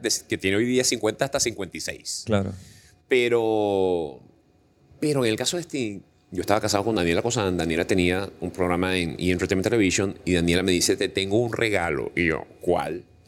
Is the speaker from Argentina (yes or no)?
no; Venezuela; moved away as an adult; now in Panama; sueño con el momento en que yo regrese a mi país